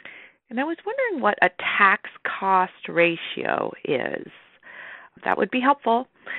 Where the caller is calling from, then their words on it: California, United States; I'm calling from California.